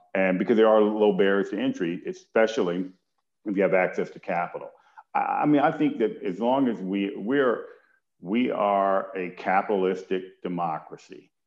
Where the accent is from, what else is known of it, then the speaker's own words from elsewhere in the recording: Detroit, Michigan, United States; moved away; a part of my childhood I spent in Detroit, Michigan